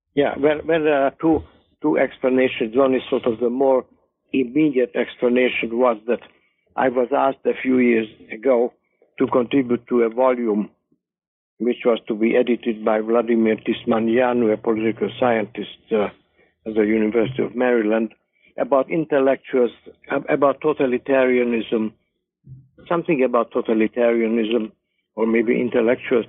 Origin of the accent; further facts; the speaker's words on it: Hungary; moved away as an adult; also born or lived in England / United States; now in Northampton, United States; growing up in Hungary